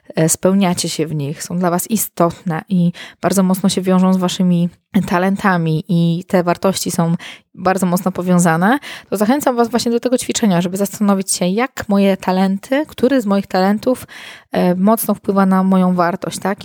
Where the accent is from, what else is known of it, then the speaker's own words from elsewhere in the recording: Warsaw, Masovian Voivodeship, Poland; moved away as an adult; now in Masuria, Poland; z Warszawy, dużego miasta, w którym się urodziłam, w którym się wychowałam